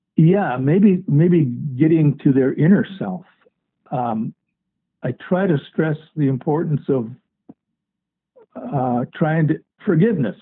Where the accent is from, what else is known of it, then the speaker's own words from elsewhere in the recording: Mound, Minnesota, United States; I grew up in Mound, Minnesota, um, on an island